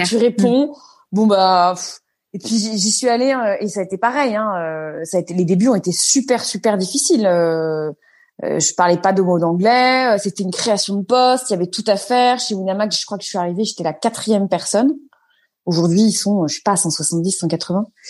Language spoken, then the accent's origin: French; Neuilly-sur-Seine, Île-de-France, France; also born or lived in Paris; je suis née à Paris, j'ai grandi à Neuilly-sur-Seine